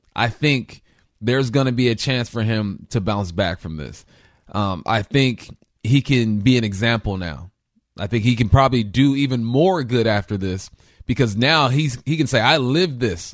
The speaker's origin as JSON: {"language": "English", "town": "Los Angeles", "region": "California", "country": "United States", "tie": "born or raised there", "said": "I grew up in West"}